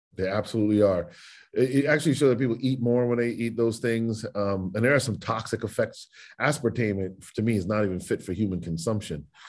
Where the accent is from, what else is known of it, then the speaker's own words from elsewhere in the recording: United States; as an American who votes and loves my country